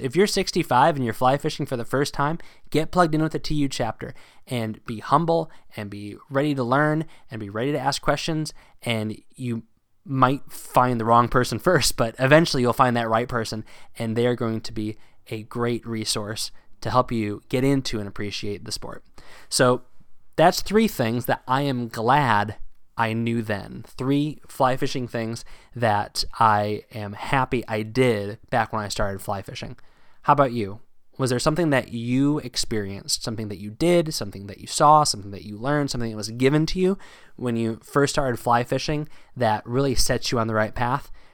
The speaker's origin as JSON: {"language": "English", "region": "Northern Virginia", "country": "United States", "tie": "born or raised there", "also_born_or_lived": "Pennsylvania", "moved": "yes", "said": "Growing up in Northern Virginia"}